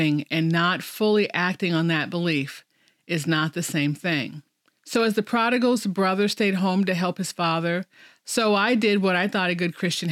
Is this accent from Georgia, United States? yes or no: no; Chicago, Illinois, United States; moved away as an adult; also born or lived in Kansas City; now in Oklahoma, United States; I grew up in Chicago, a Catholic girl who went to St. Dorothy's Elementary School through 8th grade